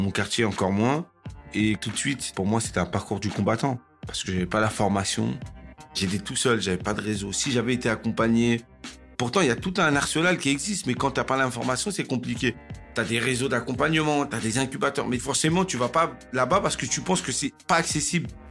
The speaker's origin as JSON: {"language": "French", "town": "Cergy-Pontoise", "region": "Île-de-France", "country": "France", "tie": "born or raised there", "said": "j'ai grandi à Cergy-Pontoise"}